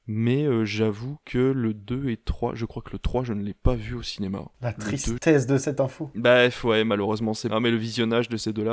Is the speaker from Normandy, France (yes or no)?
yes; Normandy, France; Moi, je viens de Normandie, qui n'est pas très loin de la Belgique